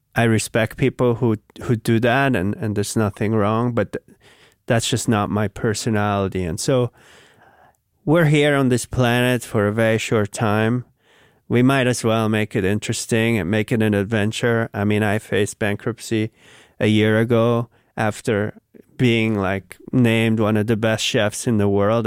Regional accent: Switzerland; now in New York, United States; I grew up in Switzerland

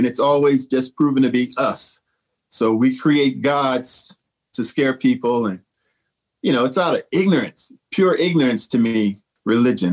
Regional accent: St. Louis, Missouri, United States; my hometown of St. Louis

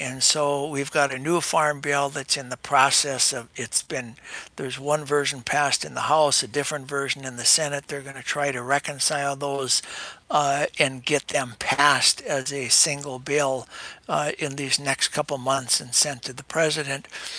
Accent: North Dakota, United States; I've been a farmer all my life. I bought the land, the farm, from my father, who bought it from his father, who homesteaded it back in the early 1900s. Farmers in North Dakota.

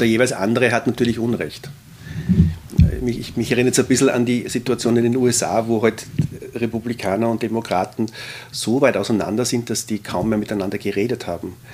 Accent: Austria; die wir als Österreicher vielleicht durch die lange Habsburger Zeit stärker

